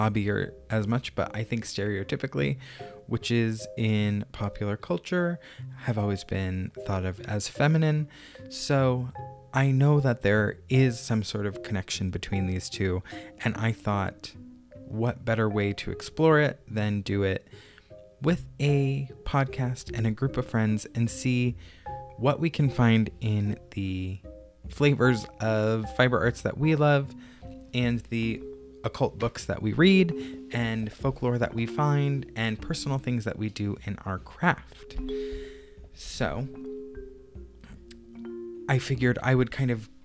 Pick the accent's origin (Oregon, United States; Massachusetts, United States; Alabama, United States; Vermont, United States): Massachusetts, United States; also born or lived in Brooklyn, New York; now in Phoenix, United States; I'm 31 and I live in Phoenix, Arizona, but I come from Massachusetts by way of Brooklyn, New York.